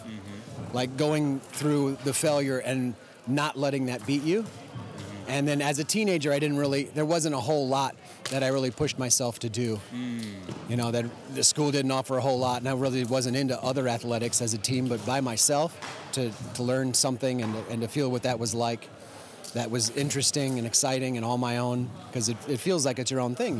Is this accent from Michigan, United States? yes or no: yes; Detroit, Michigan, United States; also born or lived in Ohio; now in Austin, United States; No, I've been all over, but Detroit, and I was an Ohio juggler mostly, and then moved to Texas in like 98.